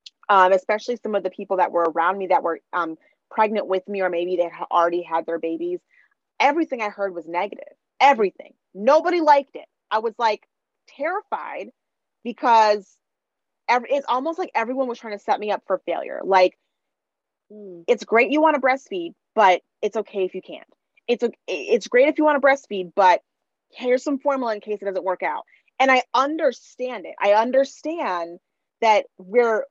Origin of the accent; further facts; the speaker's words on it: Minnesota, United States; now in Washington, D.C. area, United States; I grew up in Minnesota. That was more white than where I am now, which is in the DC area